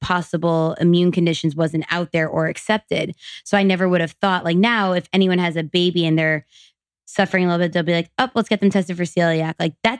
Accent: New York, United States; now in California, United States; My doctors are still on the East Coast. I'm from New York.

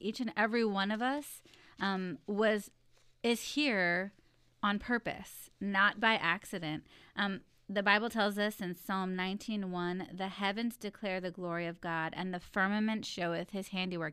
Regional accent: Texas, United States; I was born in Texas where it's hot

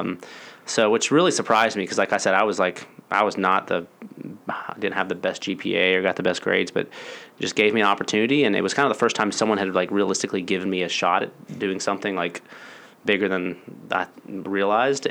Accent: Gainesville, Georgia, United States; grew up here a majority of my life. Um, my dad was in ministry, um, was also a small business owner as well, so bivocational. Um, we moved to Gainesville uh, when he became a pastor full time. Um, so I was up in Gainesville from uh, middle school through high school.

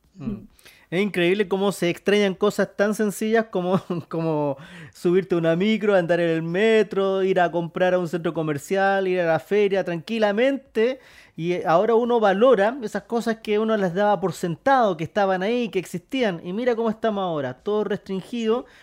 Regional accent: Chile

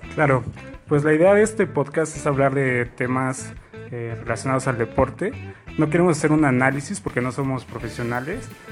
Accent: Mexico City, Mexico; soy aquí de la Ciudad de México

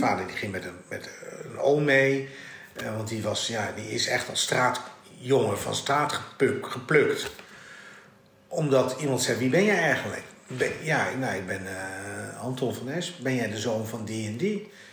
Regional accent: Netherlands; also born or lived in Dutch East Indies (ancestry); ik ben wel Nederlander, maar ik ben geen Hollander

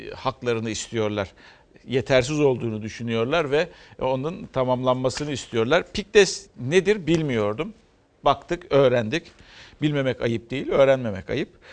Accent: Turkey; Bu toprakta büyüdük, doğduk, büyüdük ve bu toprakta ölecek insanlarız

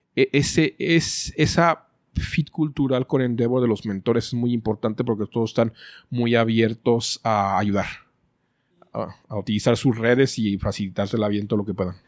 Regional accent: Guadalajara, Jalisco, Mexico; los mexicanos, creo que somos únicos mexicanos

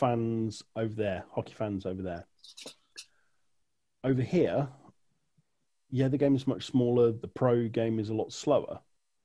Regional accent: United Kingdom; We're a very small island

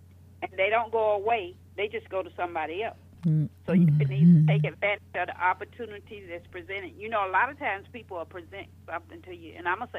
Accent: Georgia, United States; also born or lived in Florida; I got married at 18, divorced at 21, was in Florida, down there by myself. I came from Georgia.

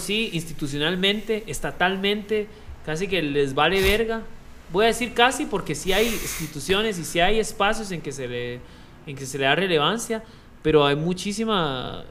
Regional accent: Costa Rica; como ticos

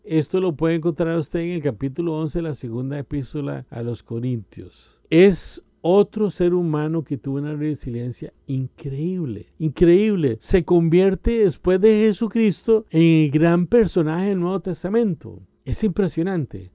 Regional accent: Costa Rica; En mi país, Costa Rica, hay una frase popular del pueblo

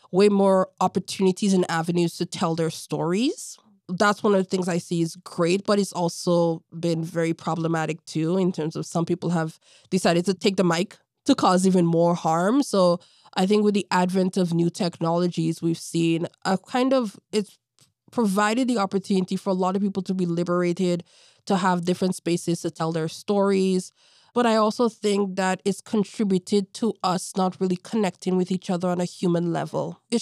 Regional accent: Toronto, Ontario, Canada; As a little kid growing up in Toronto, I remember I did a summer camp at Davenport, Perth, and he was working there.

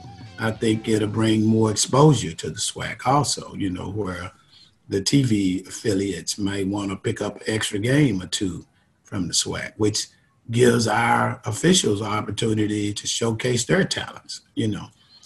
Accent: Lufkin, Texas, United States; That's a nice town, man. About 30,000 people or so. You know, football is king there.

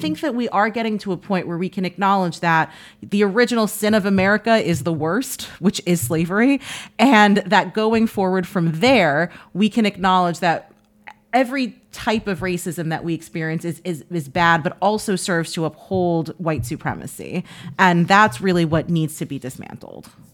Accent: New York City, New York, United States; I grew up in Washington Heights.

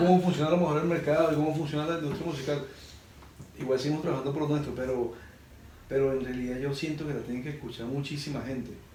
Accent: Venezuela; moved away; soy de Venezuela

